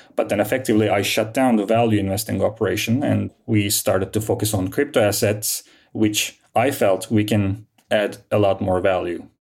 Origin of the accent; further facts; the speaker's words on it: Istanbul, Turkey; also born or lived in London; I was born and raised in Istanbul, and I studied here.